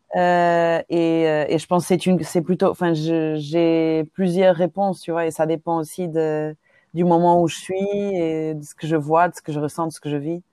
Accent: Lisbon, Portugal; French is a second language; moved away as an adult; now in Brussels, Belgium; Oui, j'ai grandi au Portugal, à Lisbonne

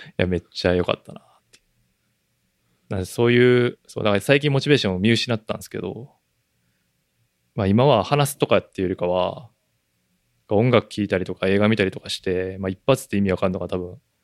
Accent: Japan; now in United States; 俺らは当然、日本人やから

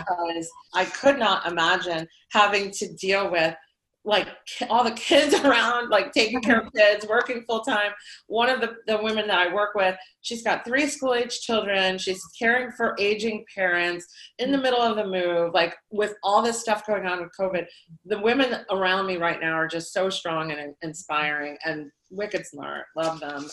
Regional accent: Lehigh Valley, Pennsylvania, United States; I grew up here in the Lehigh Valley, um, and I've lived, stayed in the Lehigh Valley my entire life

